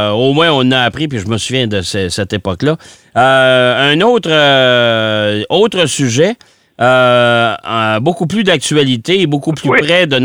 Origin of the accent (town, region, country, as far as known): Mauricie, Quebec, Canada